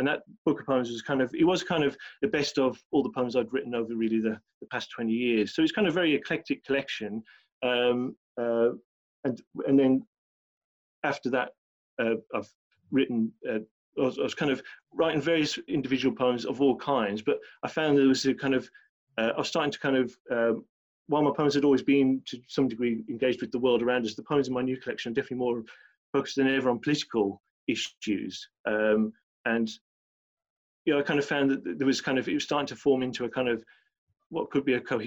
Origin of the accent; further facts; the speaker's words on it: Birmingham, West Midlands, United Kingdom; accent: Birmingham; moved away as an adult; now in London, United Kingdom; I was brought up in Birmingham